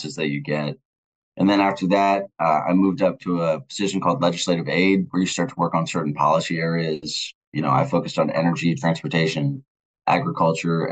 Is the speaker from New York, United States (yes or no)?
no; Virginia Beach, Virginia, United States; moved away as an adult; also born or lived in Florida; now in Washington, D.C., United States; I live in D.C. I'm from Virginia Beach